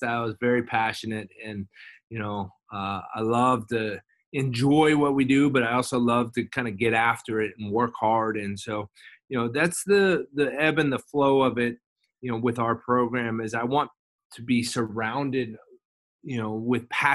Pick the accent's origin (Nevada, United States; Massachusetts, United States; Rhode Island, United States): Nevada, United States; Las Vegas; moved away as an adult; I lived in Las Vegas, I grew up in Las Vegas, and I went home for the summer.